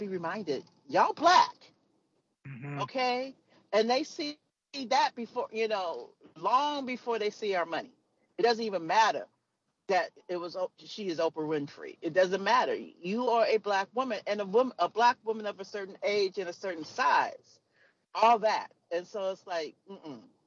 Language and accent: English; United States; I'm an American